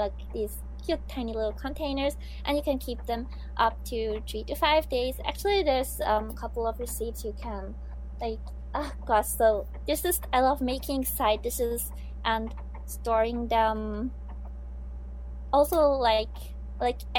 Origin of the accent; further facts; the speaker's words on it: Switzerland; now in Japan; my home country where I come from, Switzerland